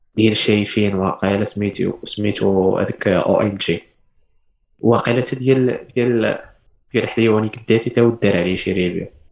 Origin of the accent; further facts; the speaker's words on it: Morocco; حنا كمغاربه